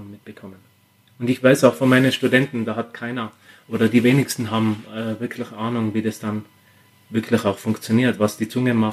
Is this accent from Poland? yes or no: no; Austria; vor allem wir als Österreicher, wir sind immer sehr heimatverbunden.